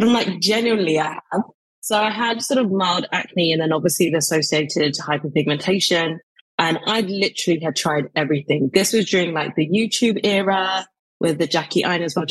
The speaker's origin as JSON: {"language": "English", "region": "London", "country": "United Kingdom", "tie": "born or raised there", "said": "I grew up in East London. So I'm an East London babe. So specifically Newham"}